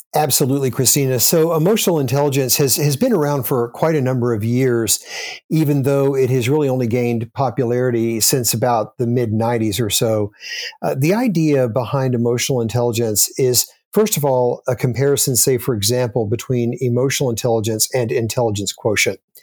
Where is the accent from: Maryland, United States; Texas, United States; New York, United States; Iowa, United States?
Texas, United States; Austin; moved away; I grew up in Austin, Texas, and lived there most of my childhood